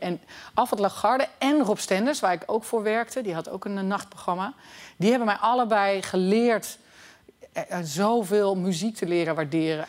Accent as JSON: {"language": "Dutch", "town": "Haarlem", "region": "North Holland", "country": "Netherlands", "said": "ik kom uit Haarlem"}